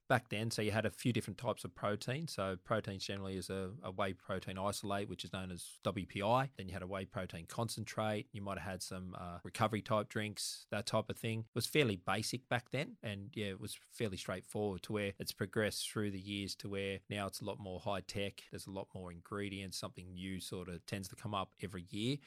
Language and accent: English; Sydney, New South Wales, Australia; I was born actually in Lenten Parade in Waterloo, so about, it's only about a hundred metres from Redfern Oval.